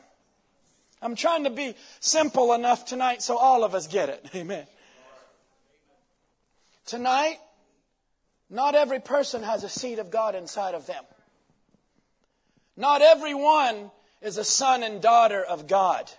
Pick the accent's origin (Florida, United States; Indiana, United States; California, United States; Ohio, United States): Indiana, United States; Jeffersonville; born and raised in Jeffersonville